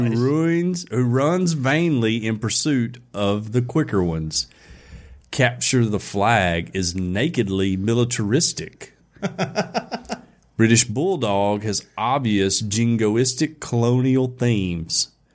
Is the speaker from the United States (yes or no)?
yes; Alabama, United States; we're from Alabama.